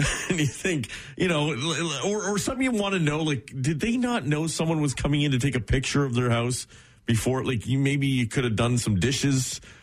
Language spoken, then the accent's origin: English; Oshawa, Ontario, Canada; I grew up in Oshawa, so there's a very heavy union mentality